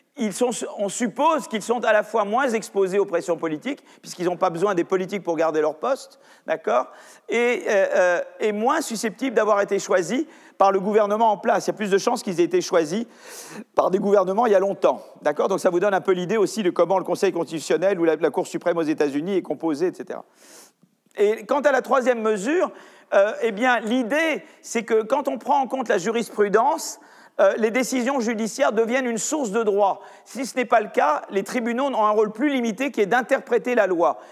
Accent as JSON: {"language": "French", "country": "France", "said": "chez nous en France"}